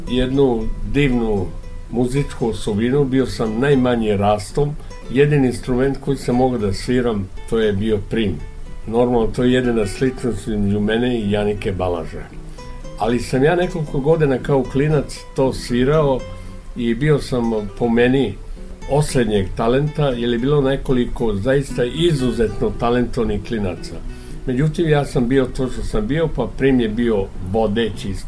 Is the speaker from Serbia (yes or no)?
yes; Ada, Vojvodina, Serbia; also born or lived in Novi Sad; Ja sam rođen u Adi